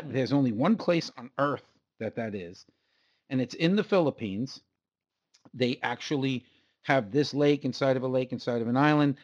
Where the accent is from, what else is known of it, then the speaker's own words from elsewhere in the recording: United States; I'm from the United States